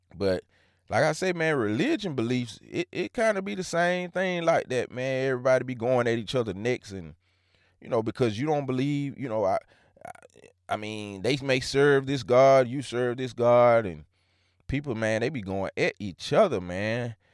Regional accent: Hancock County, Georgia, United States; I'm from Hancock County, Georgia.

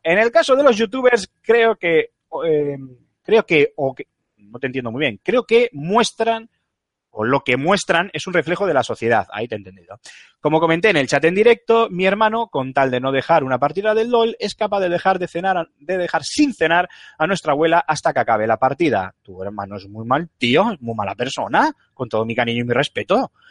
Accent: San Asensio, La Rioja, Spain; en mi pueblo, en San Asensio, La Rioja, un pueblo que, al que os invito a todos que, visitéis porque es maravilloso

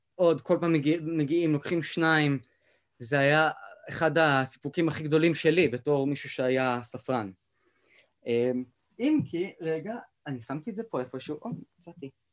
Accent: Beersheba, Southern District, Israel; אני במקום מבאר שבע

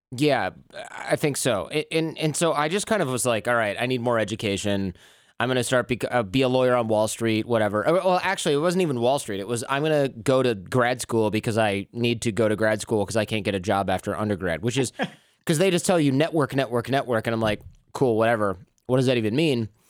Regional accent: Michigan, United States; I grew up in Michigan

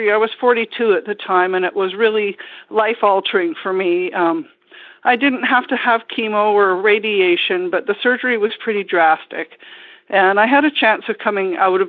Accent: Ottawa, Ontario, Canada; moved away as an adult; now in Vancouver Island, Canada; I grew up in Ottawa, in Ontario, originally

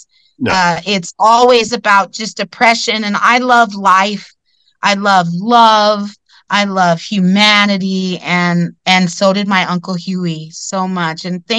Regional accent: California, United States; I'm not sure if we talked about why I came from California.

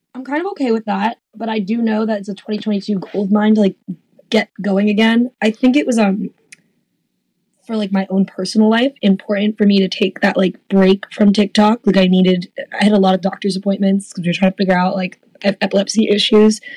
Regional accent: South Florida, United States; moved away; also born or lived in Louisville; I grew up in South Florida

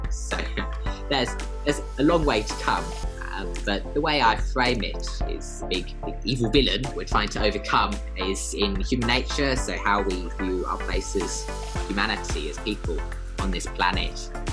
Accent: United Kingdom; moved away as an adult; now in Sydney, Australia; you might be able to tell from the accent. Uh, but I'm British uh, by birth

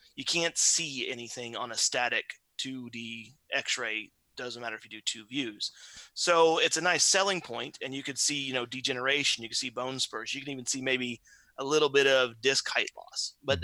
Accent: southern Indiana, United States; born and raised on All a little farm, well, relatively small farm in southern Indiana.

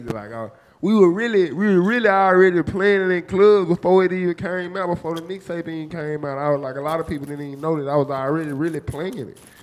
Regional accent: Memphis, Tennessee, United States; I'm from the bottom of Memphis, the trenches where the woods at, where the swamp and everything at, man. Westwood.

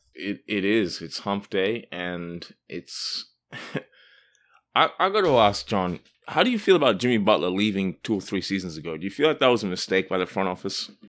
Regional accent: Australia; I'm from Australia

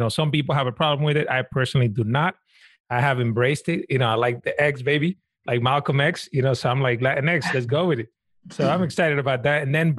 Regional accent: Dominican Republic; a lot of people like myself, I'm from Dominican Republic, might identify myself as Latino.

